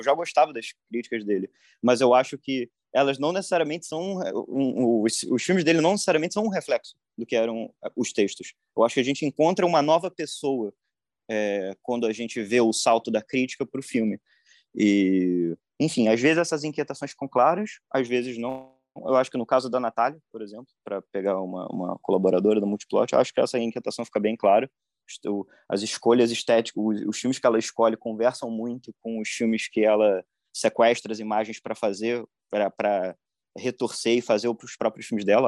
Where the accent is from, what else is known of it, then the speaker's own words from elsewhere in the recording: Rio de Janeiro, Brazil; eu sou do Rio